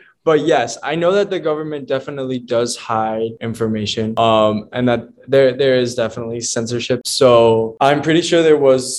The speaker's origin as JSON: {"language": "English", "country": "Bolivia", "said": "when I tell people, oh yeah, I'm from Bolivia, they're like, oh cool."}